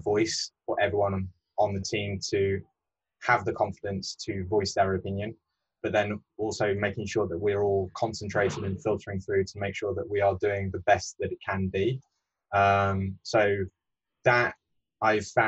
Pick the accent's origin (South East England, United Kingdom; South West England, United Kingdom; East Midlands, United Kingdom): East Midlands, United Kingdom; Peak District; also born or lived in Bath; now in London, United Kingdom; my background is growing up in the Peak District, which is one of the oldest national parks.